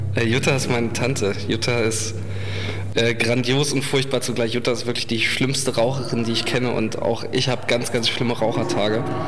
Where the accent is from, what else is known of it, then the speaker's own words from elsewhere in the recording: Alfeld, Lower Saxony, Germany; moved away as an adult; also born or lived in Kassel; ich bin in der Nähe von Hameln aufgewachsen, nämlich in Alfeld und äh, bin da zur Schule gegangen